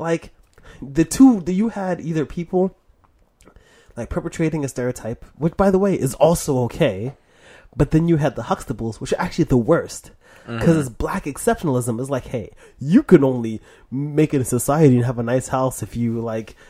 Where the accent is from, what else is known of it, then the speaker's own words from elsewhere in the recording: New York City, New York, United States; moved away; I grew up in Harlem, right, when I was younger, until September 12th, 2001